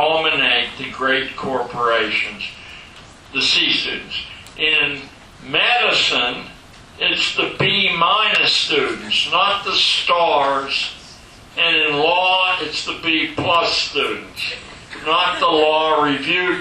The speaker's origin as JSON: {"language": "English", "town": "Pittsburgh", "region": "Pennsylvania", "country": "United States", "tie": "born or raised there", "said": "growing up in Pittsburgh, Pennsylvania"}